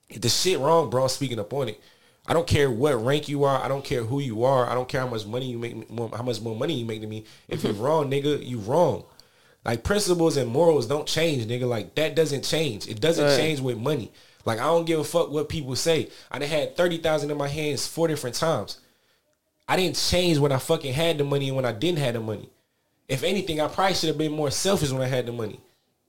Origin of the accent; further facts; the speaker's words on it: Paterson, New Jersey, United States; I grew up, I was born on Broadway Ave in New Jersey, in Paterson, New Jersey